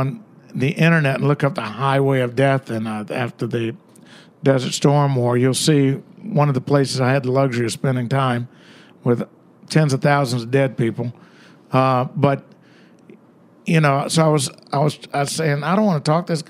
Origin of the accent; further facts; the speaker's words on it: the South, United States; being a Southerner in New York